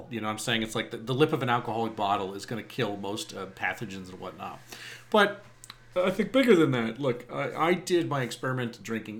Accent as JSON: {"language": "English", "area": "Eastern Suffolk County, Long Island", "region": "New York", "country": "United States", "tie": "born or raised there", "said": "where I grew up in Eastern Suffolk County, especially on Long Island"}